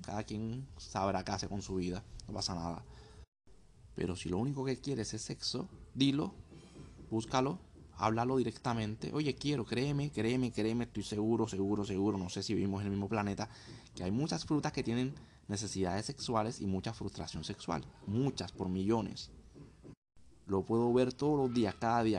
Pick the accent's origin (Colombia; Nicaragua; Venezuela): Colombia; moved away; also born or lived in Thailand / Vietnam; Soy colombiano, estoy actualmente en Tailandia, Vietnam, el sureste asiático.